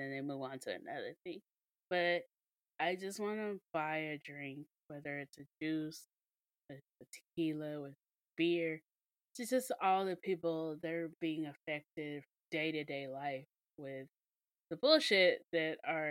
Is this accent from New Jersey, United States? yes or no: no; Mississippi, United States; we're from Mississippi. We're from the hospitality state